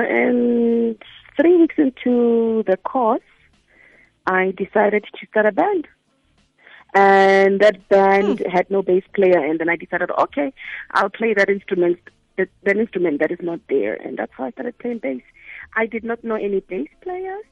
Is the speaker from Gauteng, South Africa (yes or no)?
no; Mahikeng, North West, South Africa; i'm from Mafikeng